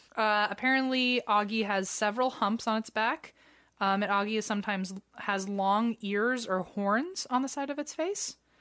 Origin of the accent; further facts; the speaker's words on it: United States; I'm American